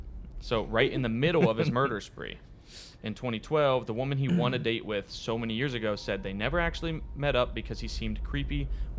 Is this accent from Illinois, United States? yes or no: no; Pensacola area, Florida, United States; Yeah, it's basically our hometown.